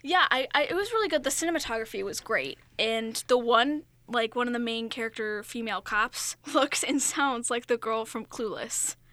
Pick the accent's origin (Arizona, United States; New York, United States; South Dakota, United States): New York, United States; Long Island; accent: Long Island; my Long Island accent just came out